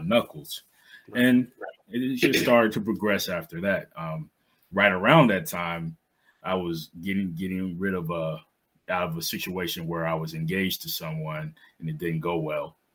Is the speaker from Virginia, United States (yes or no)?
yes; South Boston, Virginia, United States; moved away as an adult; now in Baltimore, United States; I'm from South Boston, Virginia, a small town in Southern Virginia, right on the borderline of North Carolina Virginia, about an hour or so outside of Raleigh. Uh, so I, I, grew up in that area